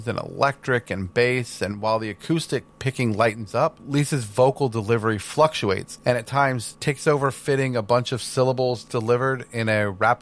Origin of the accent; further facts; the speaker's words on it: Houston, Texas, United States; we grew up in Houston, Texas.